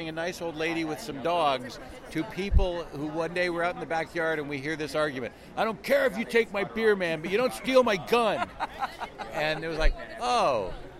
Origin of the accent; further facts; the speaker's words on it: Mississauga, Ontario, Canada; I grew up in Mississauga.